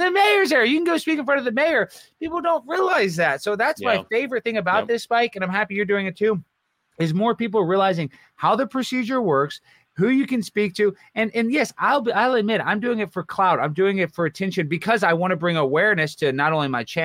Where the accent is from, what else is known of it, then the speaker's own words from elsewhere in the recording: Texas, United States; I'm from Texas.